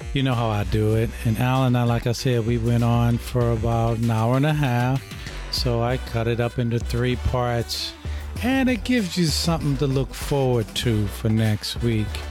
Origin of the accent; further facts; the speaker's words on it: St. Louis, Missouri, United States; I'm from St. Louis